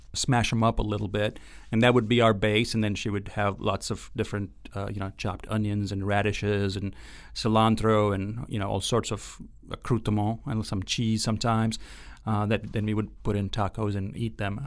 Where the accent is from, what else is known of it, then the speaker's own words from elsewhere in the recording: Ahmedabad, Gujarat, India; moved away as an adult; also born or lived in Austin, Texas / Kentucky; now in Oxford, Mississippi, United States; I grew up in a in a town called Ahmedabad, which is uh, in the state of Gujarat